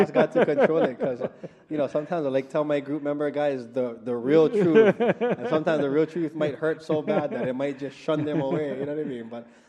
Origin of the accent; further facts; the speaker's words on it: Aiea, Hawaii, United States; I'm from Aiea, that's why. A-town.